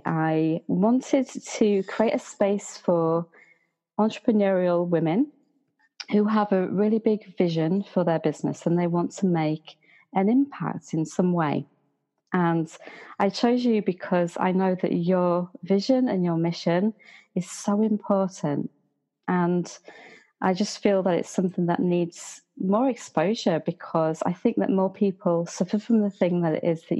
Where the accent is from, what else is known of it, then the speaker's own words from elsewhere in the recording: York, Yorkshire and the Humber, United Kingdom; I'm from York